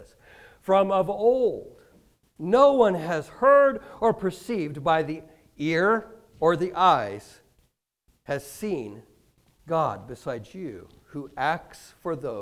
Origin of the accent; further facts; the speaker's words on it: Kansas, United States; moved away as an adult; also born or lived in Michigan; now in Hastings, United States; I grew up in Kansas